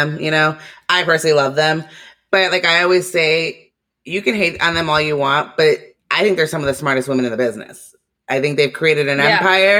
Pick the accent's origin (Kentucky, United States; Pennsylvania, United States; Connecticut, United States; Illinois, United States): Illinois, United States; Barrington; where I grew up in Barrington